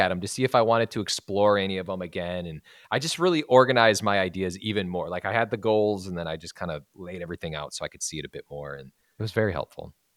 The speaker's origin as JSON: {"language": "English", "region": "Wisconsin", "country": "United States", "moved": "yes", "lives_now": "Los Angeles, United States", "said": "I'm from Wisconsin. I came out here"}